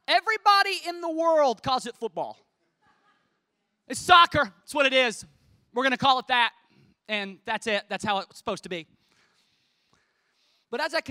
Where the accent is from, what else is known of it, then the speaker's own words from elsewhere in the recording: United States; I'm from America